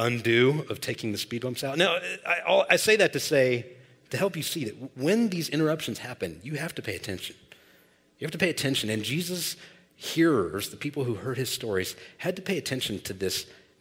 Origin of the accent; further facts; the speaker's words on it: Olathe, Kansas, United States; I grew up in South Olathe here